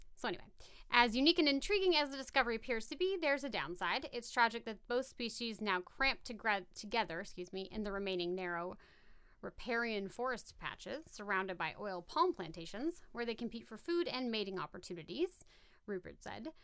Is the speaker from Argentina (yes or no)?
no; Valley Center, California, United States; I grew up in Valley Center